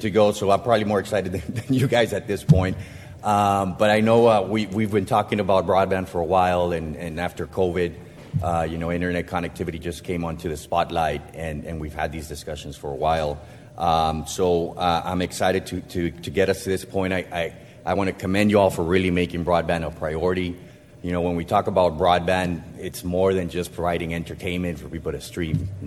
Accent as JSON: {"language": "English", "town": "Brownsville", "region": "Texas", "country": "United States", "tie": "born or raised there", "moved": "yes", "said": "I was born in Bronzeville, grew up here"}